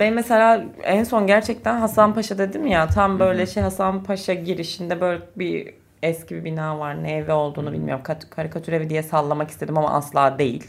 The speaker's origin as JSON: {"language": "Turkish", "region": "Çanakkale", "country": "Turkey", "tie": "born or raised there", "moved": "yes", "lives_now": "Istanbul, Turkey", "said": "benim Çanakkale'deki evimizde"}